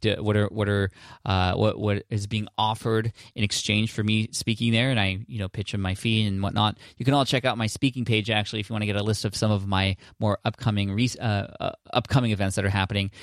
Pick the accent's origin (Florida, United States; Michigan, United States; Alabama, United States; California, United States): California, United States; San Diego; my hometown in San Diego